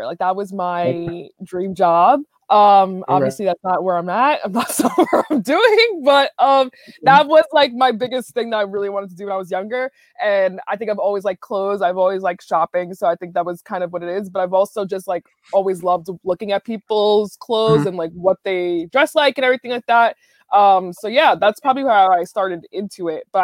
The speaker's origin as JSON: {"language": "English", "town": "New York City", "region": "New York", "country": "United States", "tie": "born or raised there", "said": "I am from the Big Apple, grew up here. And yeah, I've lived here basically my whole life."}